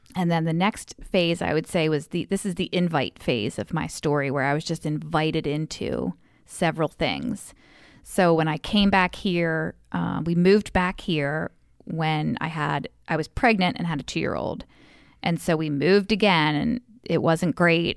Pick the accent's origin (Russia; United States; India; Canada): United States; Frostburg, Maryland; I grew up out in Western Maryland, Frostburg